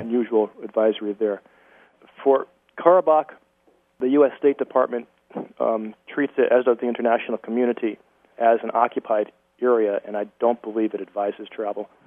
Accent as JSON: {"language": "English", "country": "United States", "said": "I'm an American. My grandparents, as I mentioned earlier uh, in the broadcast, my grandparents were refugees"}